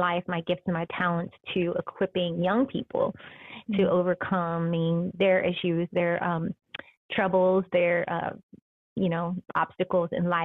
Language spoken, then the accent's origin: English; Columbus, Ohio, United States; moved away as an adult; also born or lived in New York / Chicago / Minneapolis / Detroit; now in Long Beach, United States; now I live in Long Beach, California, but I grew up in Columbus, Ohio